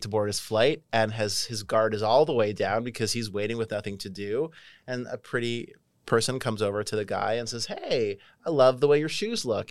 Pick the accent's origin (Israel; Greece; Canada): Canada; moved away; I'm Canadian